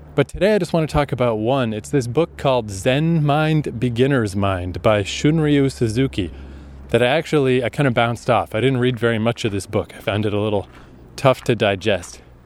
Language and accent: English; Canada; also born or lived in Japan / Toronto; I've come back to Canada